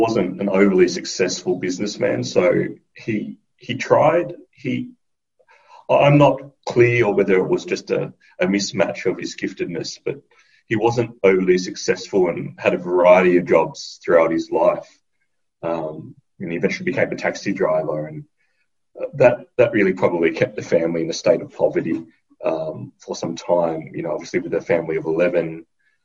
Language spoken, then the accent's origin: English; Sydney, New South Wales, Australia; I was born in Western Sydney